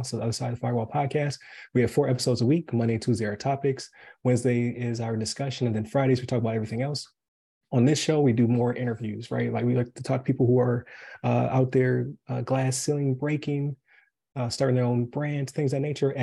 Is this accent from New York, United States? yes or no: yes; Buffalo, New York, United States; now in Wesley Chapel, United States; I'm from Buffalo originally